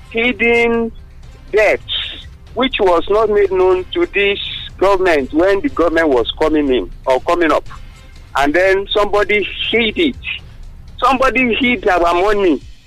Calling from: Abeokuta, Ogun State, Nigeria; from Abeokuta.

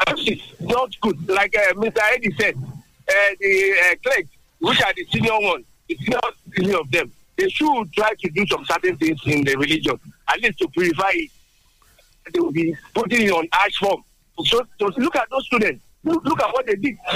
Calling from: Adigbe, Ogun State, Nigeria; I'm calling from Adigbe.

